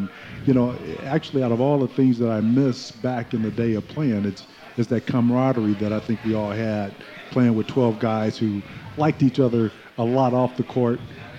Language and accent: English; Los Angeles, California, United States; moved away; I came from Crenshaw High School, which is a renowned basketball program in Los Angeles